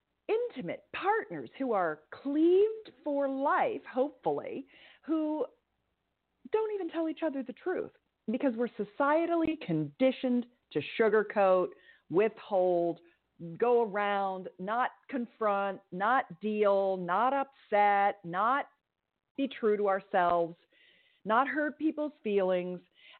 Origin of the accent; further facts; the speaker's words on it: California, United States; growing up in Silicon Valley, if you will, in the heyday of the Internet 1.0